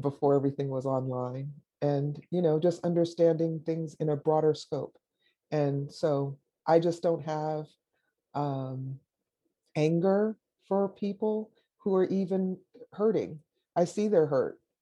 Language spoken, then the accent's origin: English; Jamaica; moved away; also born or lived in Davis, California; I'm Jamaican. I was born in Jamaica.